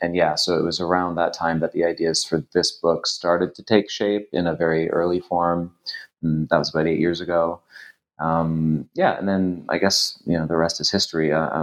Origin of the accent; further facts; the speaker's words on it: Toronto, Ontario, Canada; So I am Canadian. I grew up in Toronto, and I did my undergraduate there.